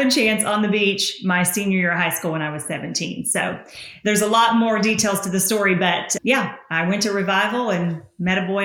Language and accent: English; the South, United States; Why would you make fun of a girl's accent? Because I'm Southern.